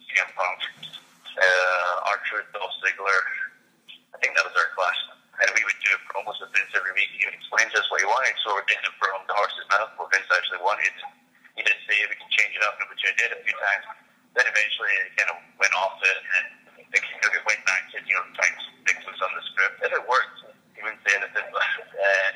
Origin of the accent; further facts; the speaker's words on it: Scotland, United Kingdom; He'd be in my home country.